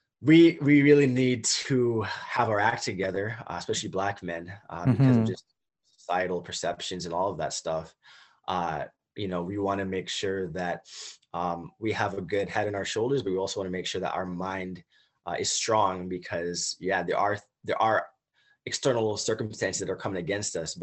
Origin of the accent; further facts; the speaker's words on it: Toronto, Ontario, Canada; also born or lived in United States; growing up here in Toronto as a Canadian